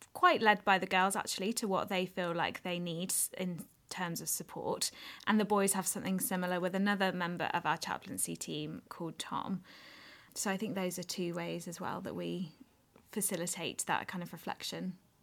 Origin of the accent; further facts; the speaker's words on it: Wolverhampton, West Midlands, United Kingdom; moved away as an adult; also born or lived in Edinburgh; I was born and brought up in Wolverhampton, went to school there